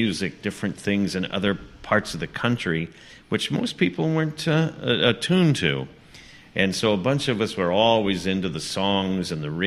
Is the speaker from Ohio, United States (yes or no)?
yes; Ohio, United States; moved away; I was born in a small Ohio town where you had two choices in life, to either be a farmer or work